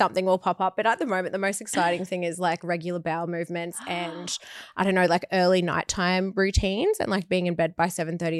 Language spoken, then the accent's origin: English; Australia; Yeah, we're Australian.